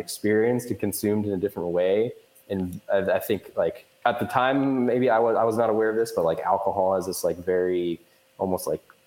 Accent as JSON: {"language": "English", "town": "Portland", "region": "Oregon", "country": "United States", "also_born_or_lived": "Newport, Oregon", "said": "I'm from the Portland area originally"}